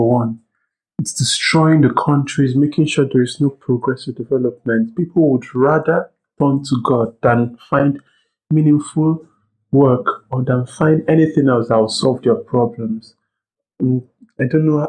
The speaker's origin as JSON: {"language": "English", "country": "Nigeria", "said": "I'm from Nigeria. I also live in Nigeria."}